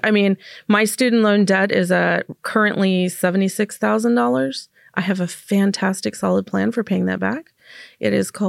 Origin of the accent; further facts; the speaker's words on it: Las Vegas, Nevada, United States; now in Portland, United States; I didn't grow up in Portland. Mm-hmm. You know, I grew up in Nevada.